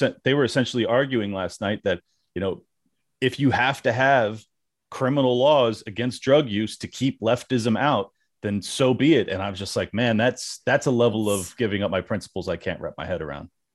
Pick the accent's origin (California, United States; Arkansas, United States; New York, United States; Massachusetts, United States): California, United States; moved away; I'm from California, born and raised